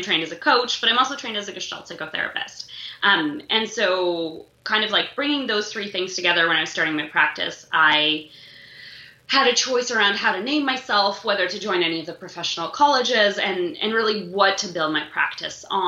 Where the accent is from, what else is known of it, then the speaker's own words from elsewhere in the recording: Moscow, Russia; now in Toronto, Canada; I was born in Moscow